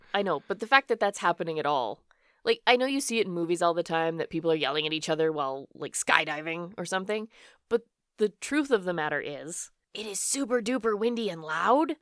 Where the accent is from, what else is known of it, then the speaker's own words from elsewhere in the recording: Alberta, Canada; Born and raised in Canada. I have always lived here in Alberta